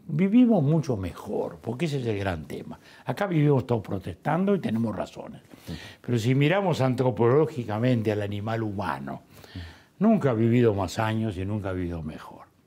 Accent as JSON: {"language": "Spanish", "region": "Montevideo", "country": "Uruguay", "tie": "born or raised there", "said": "De chico era, de chico era la playa de Montevideo"}